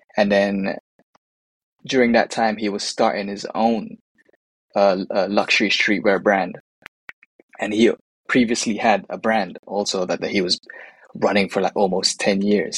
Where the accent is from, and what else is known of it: United Kingdom; born or raised there; also born or lived in Manila, Philippines